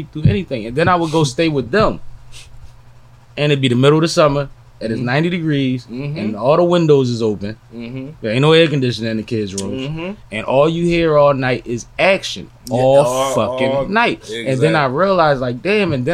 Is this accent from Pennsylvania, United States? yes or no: yes; Philadelphia, Pennsylvania, United States; also born or lived in Atlanta; I'm from Mount Airy